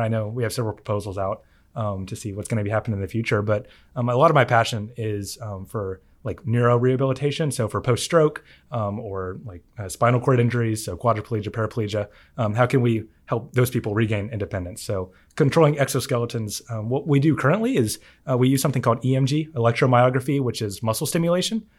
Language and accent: English; Huntsville, Alabama, United States; moved away as an adult; also born or lived in Madison, Alabama; now in Auburn, United States; growing up in Huntsville